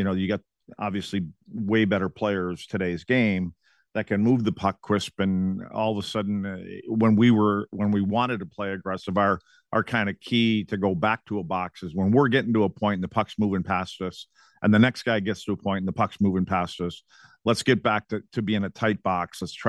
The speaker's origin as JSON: {"language": "English", "town": "Eagle River", "region": "Wisconsin", "country": "United States", "tie": "born or raised there", "said": "Kim picked out a spot in my hometown in Eagle River called the Chanticleer Inn"}